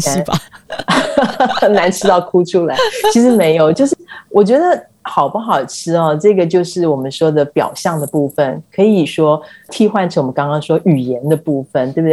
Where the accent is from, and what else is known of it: Taiwan; moved away as an adult; now in Italy